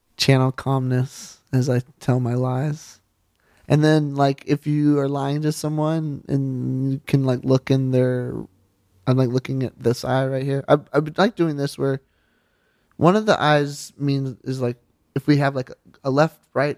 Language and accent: English; the South, United States; I grew up in the South.